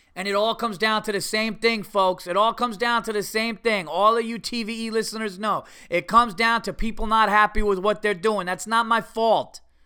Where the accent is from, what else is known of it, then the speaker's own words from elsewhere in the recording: United States; I'm an American.